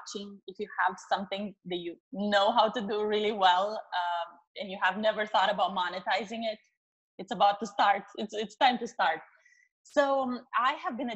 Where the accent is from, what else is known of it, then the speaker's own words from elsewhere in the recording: Romania; moved away as an adult; also born or lived in Chicago; now in San Diego, United States; I'm originally from Romania